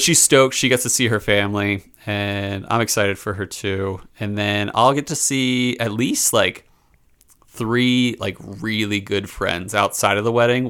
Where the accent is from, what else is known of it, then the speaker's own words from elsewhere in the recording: Philadelphia, Pennsylvania, United States; I grew up in Philly